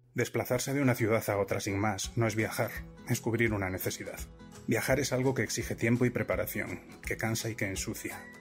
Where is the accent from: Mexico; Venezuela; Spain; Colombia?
Spain; Galicia; moved away as an adult; also born or lived in Vigo / Santiago de Compostela / Madrid / Seville; yo soy gallego y había vivido en distintas zonas de Galicia. Yo nací en Vigo, pero mis padres trabajaban allí. Me trasladé cuando tenía 10